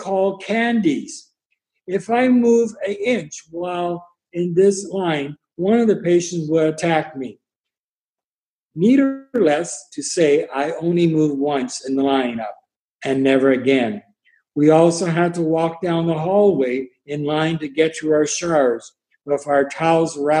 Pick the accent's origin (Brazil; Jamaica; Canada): Canada; Pembroke, Ontario; I was born in Pembroke, Ontario on February 9th, 1953.